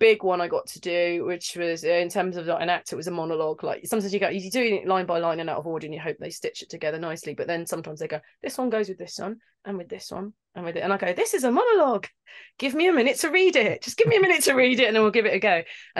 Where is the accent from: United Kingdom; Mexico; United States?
United Kingdom; London; I'm from London. I trained, and they try and kick that accent out of you, right? So my accent isn't quite, yeah.